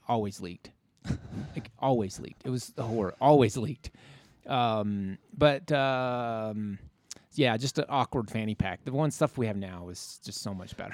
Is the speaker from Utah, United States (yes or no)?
yes; Logan, Utah, United States; I grew up in Logan, spent a lot of time in Logan